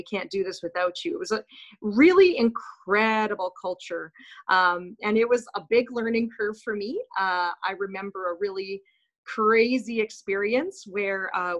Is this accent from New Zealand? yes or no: no; Winnipeg, Manitoba, Canada; moved away as an adult; also born or lived in North Dakota; And then moved to Charleswood Junior High in Winnipeg. I grew up in Winnipeg, so it was nice to return to Winnipeg.